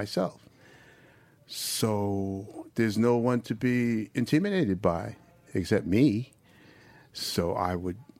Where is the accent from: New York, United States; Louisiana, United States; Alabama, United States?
New York, United States; I'm from New York. I mean, I wasn't born there